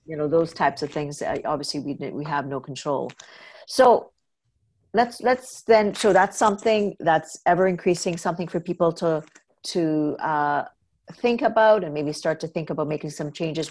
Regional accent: Trinidad & Tobago; moved away; also born or lived in North America; I grew up in Trinidad where milk was not as big

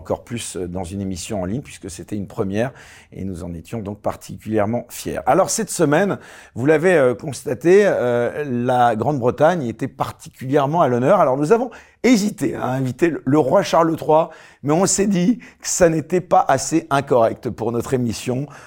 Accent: Oran, Oran Province, Algeria; moved away as an adult; also born or lived in Switzerland; now in United Kingdom; Je suis né à Oran en Algérie.

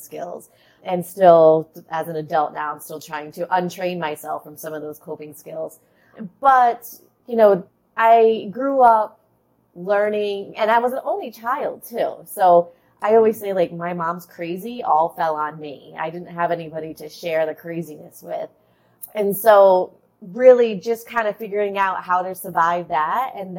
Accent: Rhode Island, United States; accent: Boston; So I grew up in Rhode Island, and that's where I'm really close to Boston. So that's where you get the Boston accent from.

